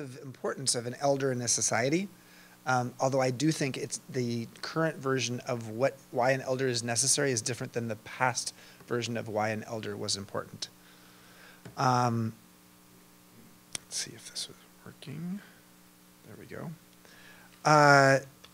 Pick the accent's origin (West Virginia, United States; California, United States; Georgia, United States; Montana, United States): California, United States; Long Beach; moved away; I grew up in Long Beach